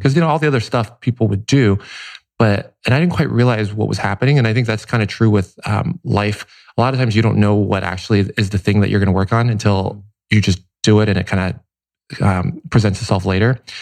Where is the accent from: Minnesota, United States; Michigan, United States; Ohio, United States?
Ohio, United States; Cincinnati; also born or lived in Taipei, Taiwan; now in Los Angeles, United States; Taipei until seven, and then Cincinnati, Ohio after that.